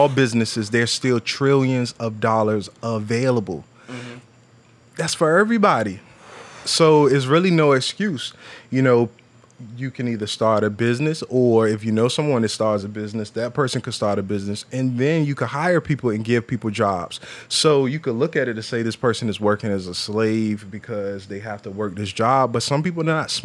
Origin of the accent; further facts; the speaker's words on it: Virginia, United States; I'm from Virginia.